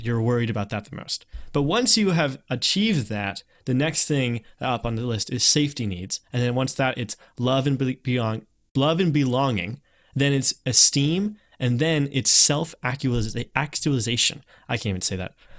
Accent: North Carolina, United States; moved away; people saw me as someone from North Carolina

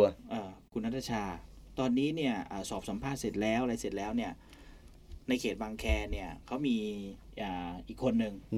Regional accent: Nakhon Si Thammarat, Thailand; moved away; ผมโตที่จังหวัดนครศรีธรรมราช

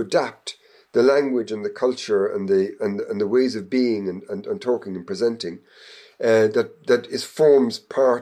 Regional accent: Ireland; I was growing up in Ireland in the 19th century

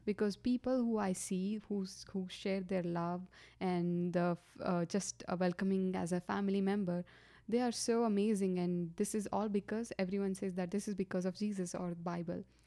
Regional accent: Gadag, Karnataka, India; moved away as an adult; also born or lived in Hubli; I grew up in India, South, uh, India, that is Karnataka. And I was born in Gatdag, which is a small town

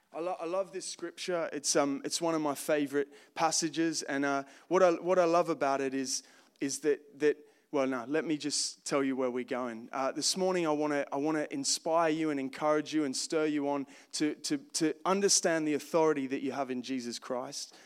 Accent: Australia; moved away as an adult; I grew up in Australia, uh, born in nineteen eighty-seven

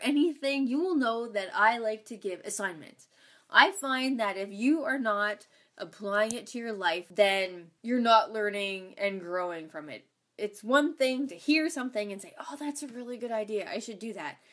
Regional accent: Ontario, Canada; moved away as an adult; also born or lived in Saskatchewan; I was from Ontario

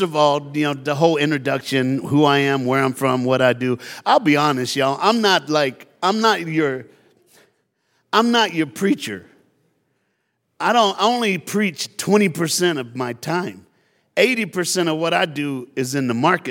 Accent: Tennessee, United States; now in South Florida, United States; I live in South Florida, I was born in Tennessee, so you got a black Southern preacher up in your house

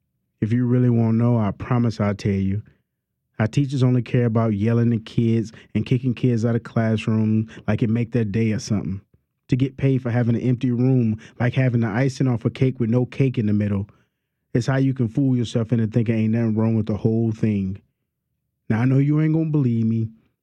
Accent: New Orleans, Louisiana, United States; also born or lived in Lower Ninth Ward; I'm from New Orleans. My parents is from New Orleans, and they parents were from New Orleans. And we ain't got a lot of money, but baby, we proud of being from here. I grew up in the Lower Ninth Ward.

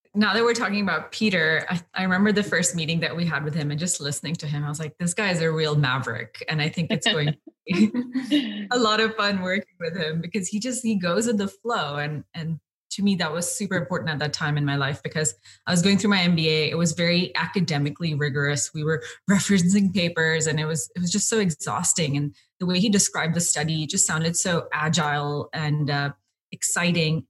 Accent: India; now in Cape Town, South Africa; I've been here for about five years, but I'm originally from India

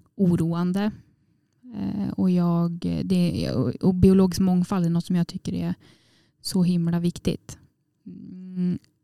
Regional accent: Åre, Jämtland, Sweden; moved away; Jag var hemma i Åre på, och träffade familjen då

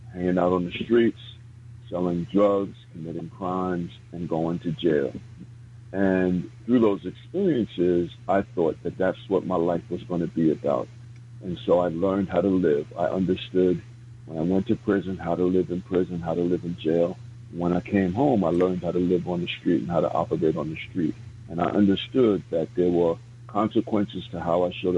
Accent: New York City, New York, United States; I was born and raised in the South Bronx in Soundview Projects

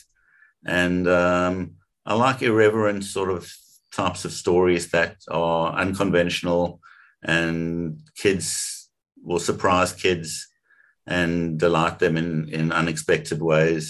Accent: South Africa; I grew up in South Africa.

